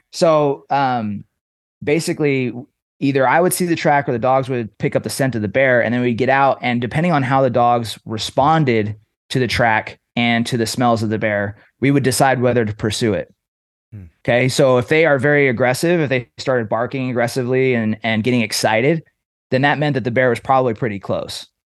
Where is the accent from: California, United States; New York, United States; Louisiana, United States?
California, United States; Trinity Center; I was raised in Northern California